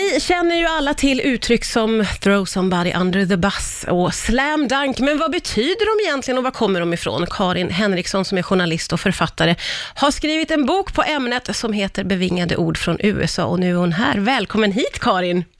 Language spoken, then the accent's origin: Swedish; Sweden; vi svenskar